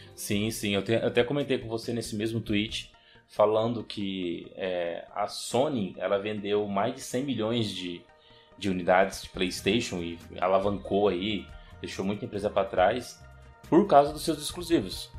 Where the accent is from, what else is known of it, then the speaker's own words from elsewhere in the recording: Brazil; nós somos brasileiros